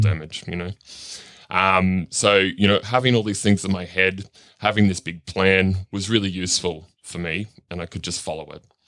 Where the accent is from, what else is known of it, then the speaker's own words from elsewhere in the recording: Cairns, Queensland, Australia; also born or lived in Darlinghurst, Sydney; now in Sydney, Australia; I grew up in Cairns in far north Queensland